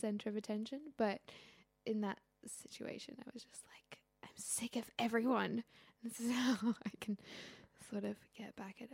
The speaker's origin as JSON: {"language": "English", "region": "Groningen", "country": "Netherlands", "tie": "born or raised there", "also_born_or_lived": "Syria", "said": "I was born in Groningen"}